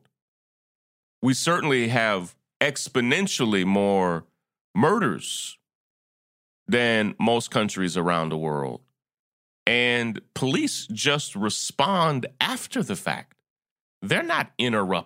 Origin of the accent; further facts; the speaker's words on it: United States; as an American